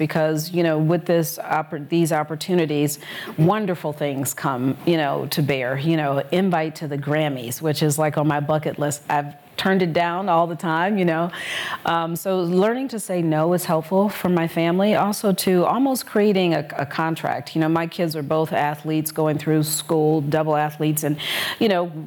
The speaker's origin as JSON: {"language": "English", "town": "Detroit", "region": "Michigan", "country": "United States", "also_born_or_lived": "Colorado", "moved": "as an adult", "lives_now": "Chicago, United States", "said": "I'm from Detroit, Michigan"}